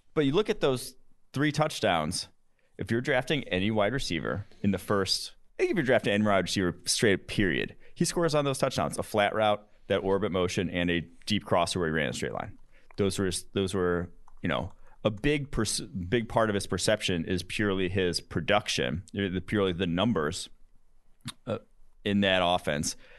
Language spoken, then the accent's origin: English; Champaign, Illinois, United States; also born or lived in Milwaukee, Wisconsin / Notre Dame, Indiana / Chicago, Illinois; now in Cincinnati, United States; I grew up in Champaign